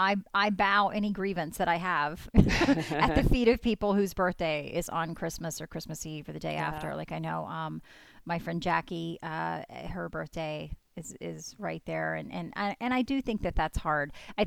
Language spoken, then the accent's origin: English; the South, United States; And I grew up in the South